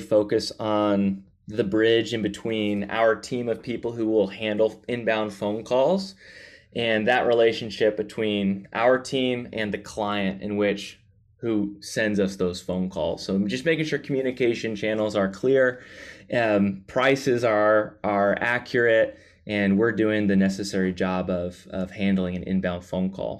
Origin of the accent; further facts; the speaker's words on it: the Bible Belt, the South, United States; I was raised in the Bible Belt, the South.